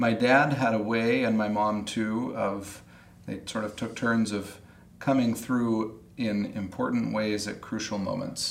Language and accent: English; Salt Lake City, Utah, United States; I grew up in Salt Lake City